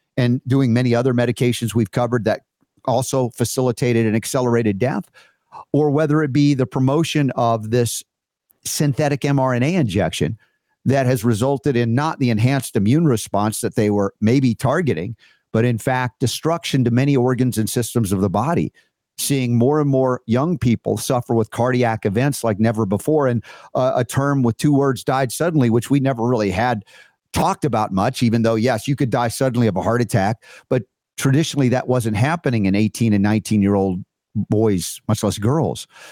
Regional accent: United States; I'm growing up as an American

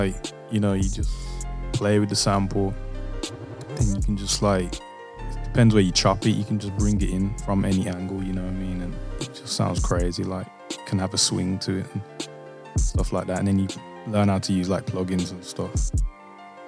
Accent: Birmingham, West Midlands, United Kingdom; I was born and raised in Birmingham.

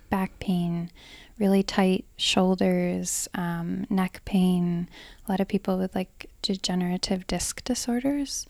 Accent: Hamburg, New York, United States; I grew up here in Hamburg, New York

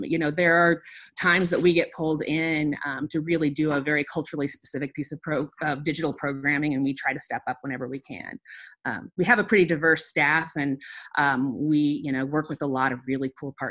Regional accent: Molalla, Oregon, United States; also born or lived in Portland, Oregon; now in Corbett, United States; I grew up in Molalla, in very rural Clackamas County

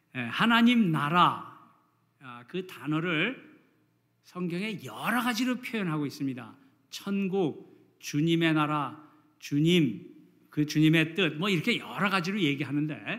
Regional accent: South Korea; now in United States; 우리 한국에서 자란 사람들은

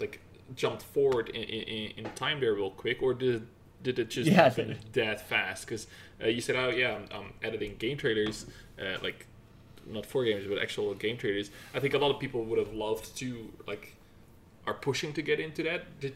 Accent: Netherlands; moved away; I'm Dutch, right? So I'm from Netherlands.

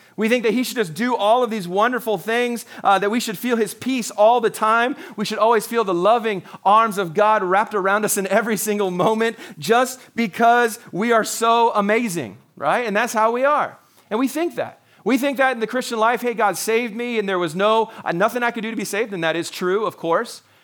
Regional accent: Canada; I'm a Canadian

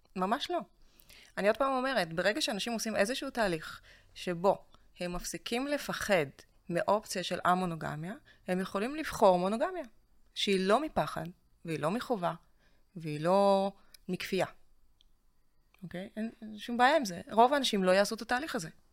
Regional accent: Russia; now in Israel; אני מרוסיה

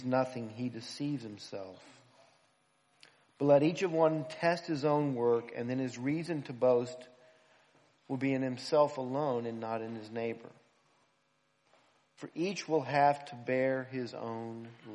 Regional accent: United States; now in Philadelphia, United States; being an American

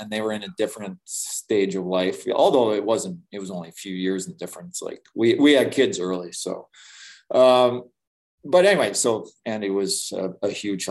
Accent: Manitoba, Canada; Yeah, so I think I came from Manitoba where we had a ton of leaders.

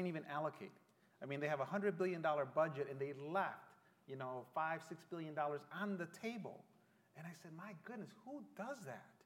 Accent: Mexico; now in San Antonio, United States; I was born in Mexico.

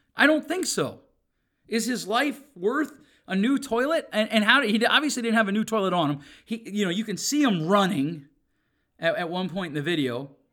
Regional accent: United States; I was born in America

